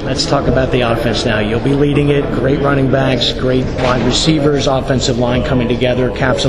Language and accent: English; Princeton, New Jersey, United States; I grew up in Princeton.